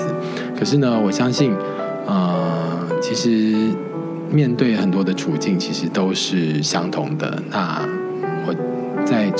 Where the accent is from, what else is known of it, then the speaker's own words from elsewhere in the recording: Toronto, Ontario, Canada; ，然后呃，我来自加拿大多伦多，我是一个感染者。